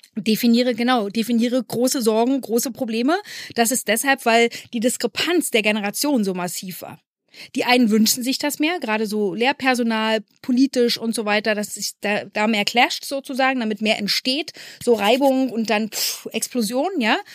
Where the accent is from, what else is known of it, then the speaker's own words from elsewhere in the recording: East Germany, Germany; Ich als Ossi-Kind